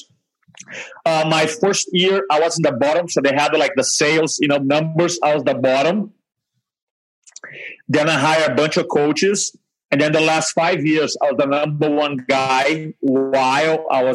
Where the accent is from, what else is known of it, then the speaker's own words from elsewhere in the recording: Brazil; first language Portuguese; English is a second language; moved away as an adult; also born or lived in England / New Jersey; now in United States; I grew up in Brazil